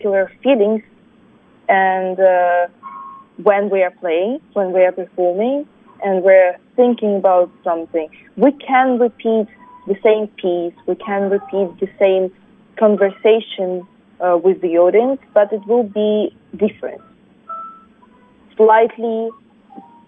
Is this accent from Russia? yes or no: yes; Russia; English is a second language; now in United States; even though I'm Korean, but since I was born in Russia and grown there, I feel Russian